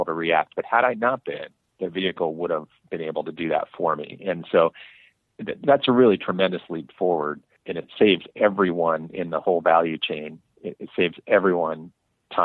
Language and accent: English; Bay Area, California, United States; I had the good fortune of growing up in the Bay Area